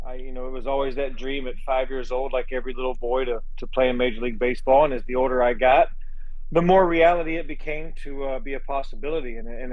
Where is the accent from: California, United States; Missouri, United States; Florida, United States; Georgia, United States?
Georgia, United States; South; now in Houston, United States; It's a lot like where I was raised in South Georgia